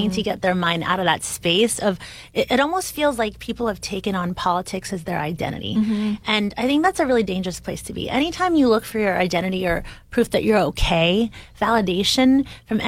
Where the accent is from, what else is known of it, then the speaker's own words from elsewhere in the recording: Bay Area, California, United States; I'm from the Bay Area in California, which is very diverse